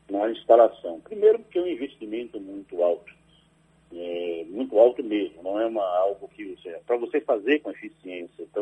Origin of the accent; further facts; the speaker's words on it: Alagoinhas, Bahia, Brazil; born there; Eu nasci em Alagoinhas, mas vivi muito tempo em Sagre Dias, na aquela região lá de Mimoso